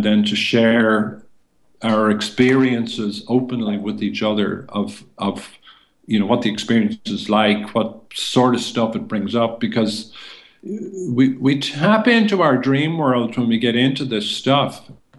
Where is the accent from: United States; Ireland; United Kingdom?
Ireland; our essence as Irish people